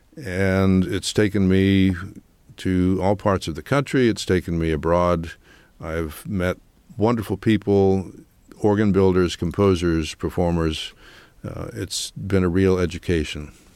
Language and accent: English; Kingston, Pennsylvania, United States; moved away; my hometown in Kingston, Pennsylvania